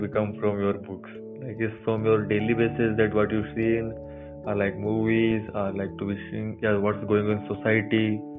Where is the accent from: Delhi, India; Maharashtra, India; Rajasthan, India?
Rajasthan, India; Bikaner; I am from Bikaner.